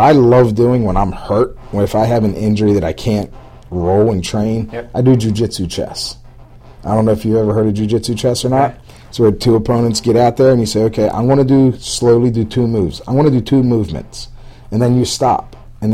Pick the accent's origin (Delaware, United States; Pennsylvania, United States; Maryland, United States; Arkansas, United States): Maryland, United States; Baltimore; I'm from Baltimore